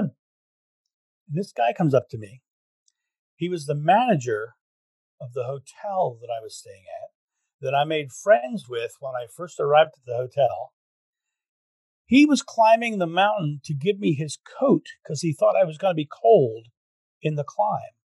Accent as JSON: {"language": "English", "country": "United States", "said": "I'm American"}